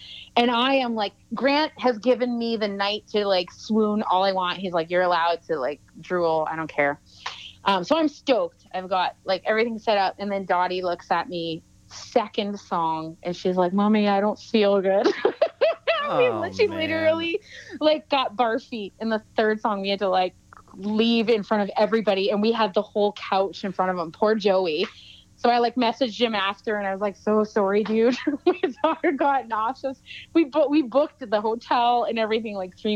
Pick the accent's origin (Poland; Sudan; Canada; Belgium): Canada; Lake Simcoe, Ontario; moved away; also born or lived in Salmon Arm, British Columbia; I grew up on Lake Simcoe